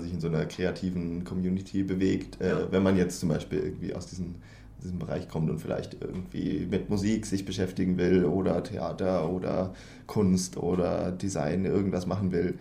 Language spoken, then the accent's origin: German; Germany; now in Sweden; als Deutscher